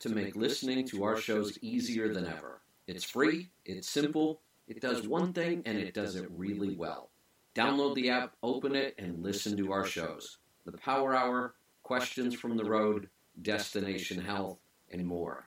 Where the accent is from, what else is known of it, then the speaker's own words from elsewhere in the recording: Oregon, United States; my home state of Oregon